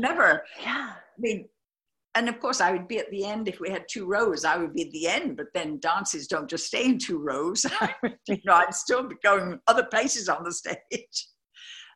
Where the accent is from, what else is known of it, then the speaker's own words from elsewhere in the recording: Birmingham, West Midlands, United Kingdom; also born or lived in London; now in United States; I came from Birmingham